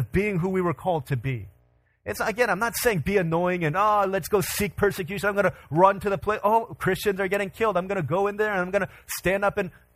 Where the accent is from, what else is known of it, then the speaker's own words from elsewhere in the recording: Virginia, United States; moved away; I grew up in Virginia. 25 years of my life was spent in Virginia.